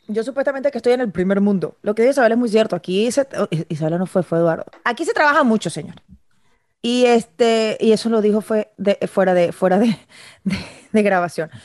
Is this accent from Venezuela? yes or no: yes; Venezuela; moved away as an adult; ya salí de mi país, ya salí de mi terruño